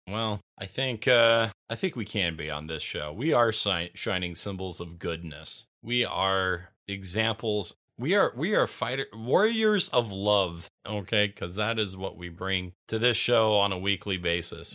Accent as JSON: {"language": "English", "town": "Bakersfield", "region": "California", "country": "United States", "tie": "born or raised there", "moved": "yes", "said": "I grew up in Bakersfield"}